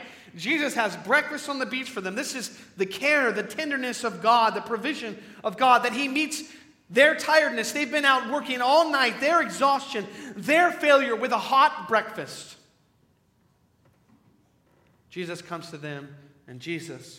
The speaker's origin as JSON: {"language": "English", "town": "Crawfordsville", "region": "Indiana", "country": "United States", "tie": "born or raised there", "said": "a kid from Crawfordsville, Indiana"}